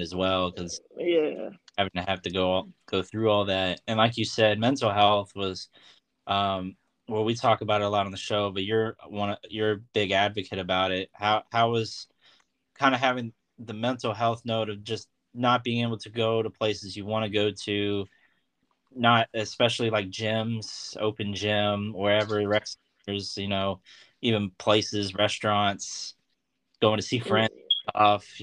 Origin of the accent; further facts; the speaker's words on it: Norfolk, Virginia, United States; my hometown team, ODU